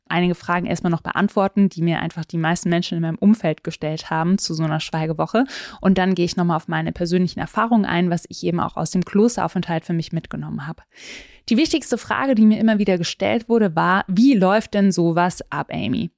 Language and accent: German; Southern Germany, Germany; Ich bin in Süddeutschland aufgewachsen